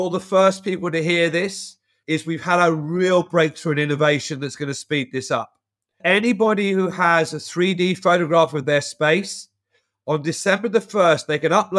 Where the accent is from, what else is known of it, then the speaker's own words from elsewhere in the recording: London, United Kingdom; moved away as an adult; Born and grew up in London.